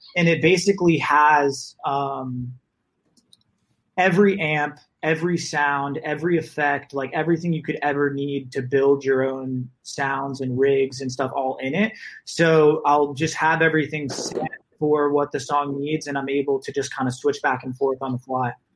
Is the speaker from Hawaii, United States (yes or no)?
no; Naples, Florida, United States; moved away as an adult; also born or lived in Boston; now in Los Angeles, United States; I am from Florida, grew up in Naples